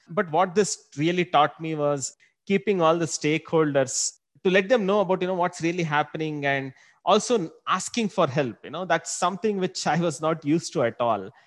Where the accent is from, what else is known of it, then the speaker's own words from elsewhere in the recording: Bangalore, Karnataka, India; also born or lived in Singapore; Been born and brought up in Bangalore